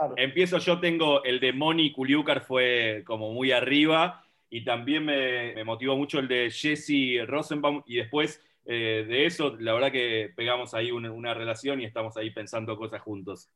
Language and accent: Spanish; Villa Lynch, Buenos Aires, Argentina; Vengo del barrio memorable de Villalinch, al igual que el señor Ale Abramovich